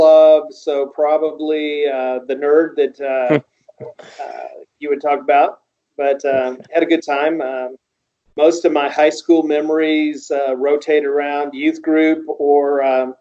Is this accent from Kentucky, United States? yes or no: yes; Louisville, Kentucky, United States; I grew up in Louisville, Kentucky